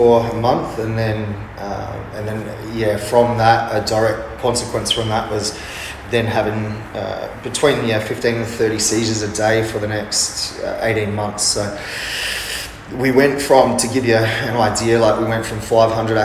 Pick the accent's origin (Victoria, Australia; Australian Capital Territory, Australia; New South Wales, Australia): New South Wales, Australia; Sydney or Wollongong; moved away as an adult; also born or lived in Amsterdam / London / Bali / Mount Isa; now in Perth, Australia; I'm originally from Sydney or Wollongong